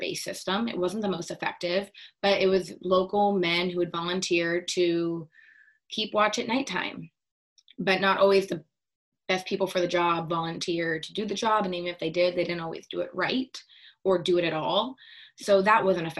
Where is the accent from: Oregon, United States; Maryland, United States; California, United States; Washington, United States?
Washington, United States; Seattle; born or raised there